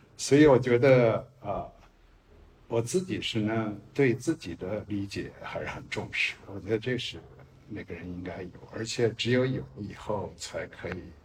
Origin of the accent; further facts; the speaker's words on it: China; first language Chinese; moved away; also born or lived in United States; 我是一个中国文化长出来的人，可以说我是一个中国人